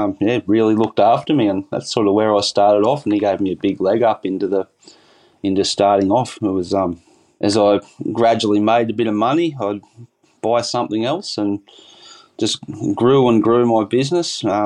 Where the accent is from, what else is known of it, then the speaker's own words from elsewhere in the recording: Bangalow, New South Wales, Australia; now in Yamba, Australia; Yeah, I grew up in Bangalow, Byron Bay area, and I moved down here to Yamba probably roughly 20 years ago.